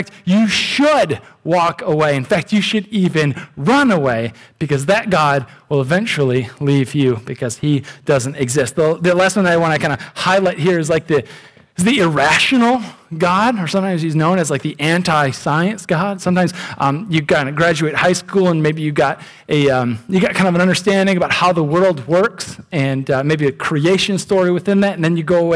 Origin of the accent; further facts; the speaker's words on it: United States; I'm an American